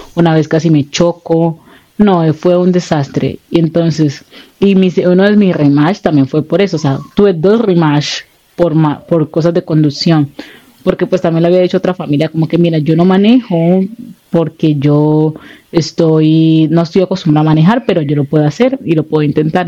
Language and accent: Spanish; Buenaventura, Valle del Cauca, Colombia; moved away; yo soy de Buenaventura